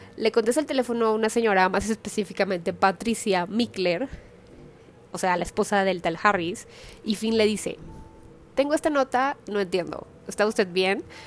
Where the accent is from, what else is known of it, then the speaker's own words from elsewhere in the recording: Mexico; soy de una ciudad más pequeña